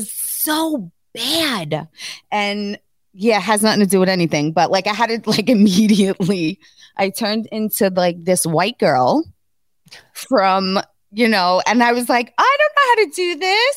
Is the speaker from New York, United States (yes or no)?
yes; New York City, New York, United States; also born or lived in Queens, New York; I came from East New York, Brooklyn, where like people wore like Timberlands, Jordan